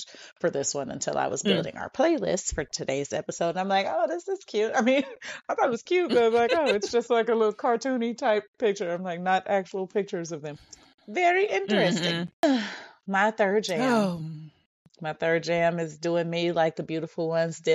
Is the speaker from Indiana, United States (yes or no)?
yes; Gary, Indiana, United States; accent: Gary; I just showed my Gary accent when I said Earth. Is that how we talk in Gary